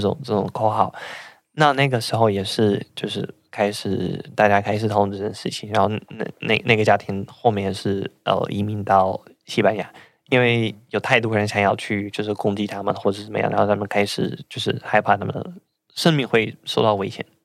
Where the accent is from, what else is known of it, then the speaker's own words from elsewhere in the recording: Russia; Chinese is a second language; moved away as an adult; now in Taiwan; 我老家一个小镇，然后我们那边是有几个人被，就是，应该是有十几个人被，就是被征召去那边